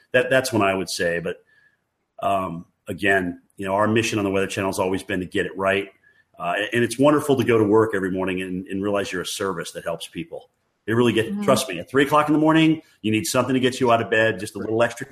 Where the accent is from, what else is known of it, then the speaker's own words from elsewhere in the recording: White River Junction, Vermont, United States; moved away; growing up in New England